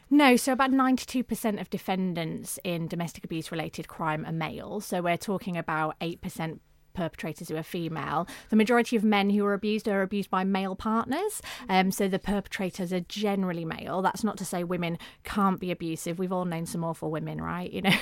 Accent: the north of England, United Kingdom; accent: northern; I'd grown grown up in, in the north of England, you may be able to tell from my accent

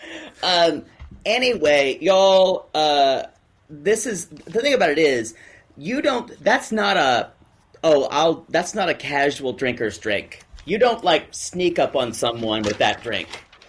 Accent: the South, United States; I grew up in the South

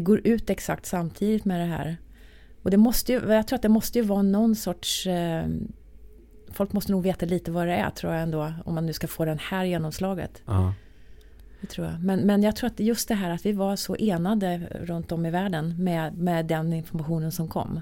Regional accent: Arvika, Värmland, Sweden; moved away as an adult; now in Stockholm, Sweden; när jag bodde då i Arvika, där jag kommer ifrån

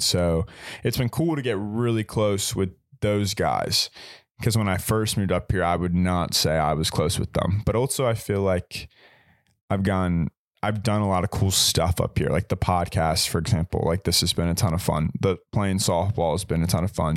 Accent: Richmond, Virginia, United States; moved away as an adult; I'm from Richmond, so shout out eight oh four

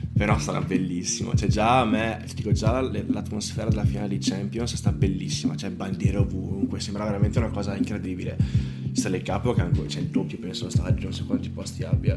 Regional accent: Bassano del Grappa, Veneto, Italy; sono di Bassone Grappa

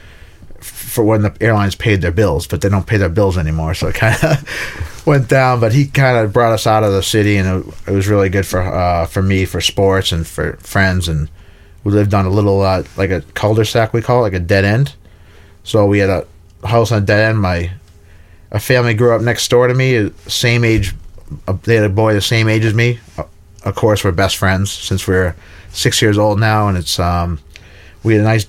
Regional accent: outside of Boston, Massachusetts, United States; moved away as an adult; also born or lived in Finland; now in Stockholm, Sweden; I grew up just outside of Boston, about 20 minutes north of Boston

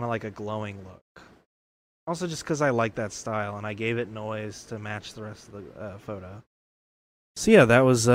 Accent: Georgia, United States; In my home state

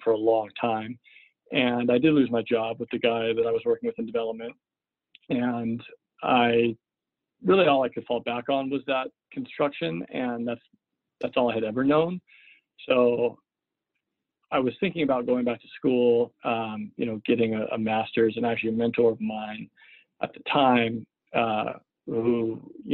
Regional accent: Seattle, Washington, United States; I grew up in Seattle, went to high school here in Seattle

